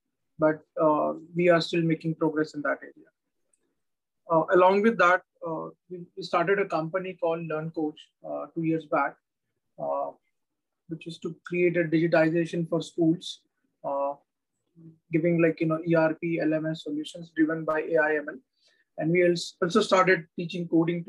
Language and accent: English; Solapur, Maharashtra, India; now in Pune, India; Solapur, which is my hometown